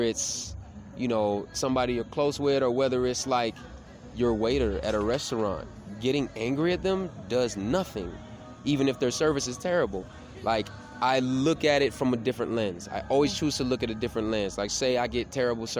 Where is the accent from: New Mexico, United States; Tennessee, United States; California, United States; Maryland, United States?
Tennessee, United States; now in Miami, United States; I grew up in Tennessee, which is real country and real, like, redneck